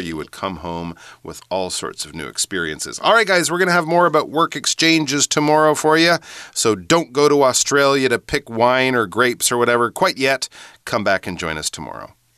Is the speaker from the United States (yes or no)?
no; Canada; moved away; also born or lived in United Kingdom; I'm from Canada